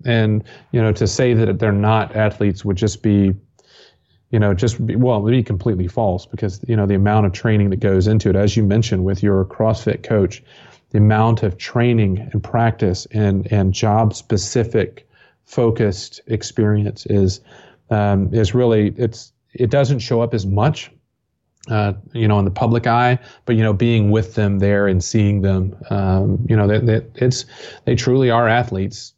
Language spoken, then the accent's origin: English; Johnson City, Tennessee, United States; also born or lived in Atlanta, Georgia / Kentucky; I grew up here in East Tennessee, so for twenty years, Bristol Motor Speedway is just fifteen miles down the road.